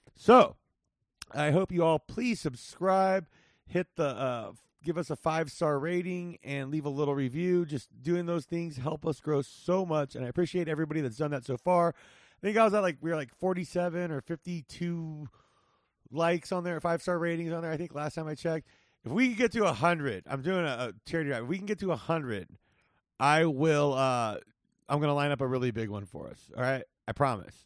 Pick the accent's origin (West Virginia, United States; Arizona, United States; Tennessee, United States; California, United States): California, United States; Whittier; now in Las Vegas, United States; I grew up in Whittier, California